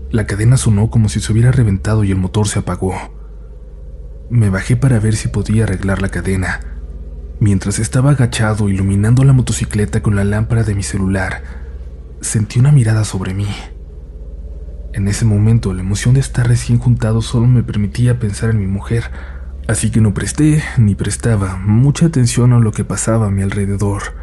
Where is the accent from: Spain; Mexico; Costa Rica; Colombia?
Mexico; Coatzacoalcos, Veracruz; soy de Coatzacoalcos, Veracruz.